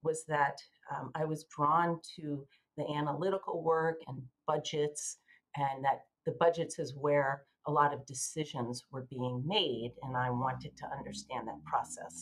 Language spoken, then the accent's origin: English; Massachusetts, United States; also born or lived in Philadelphia / Boston; I'm from Massachusetts.